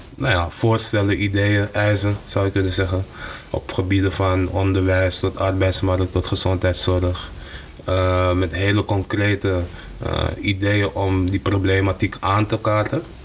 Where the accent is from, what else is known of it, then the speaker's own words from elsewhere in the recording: Amsterdam, North Holland, Netherlands; ik ben in West opgegroeid